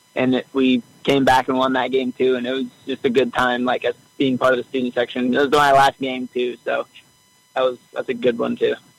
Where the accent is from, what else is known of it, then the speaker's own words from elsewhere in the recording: Treynor, Iowa, United States; I am actually from Iowa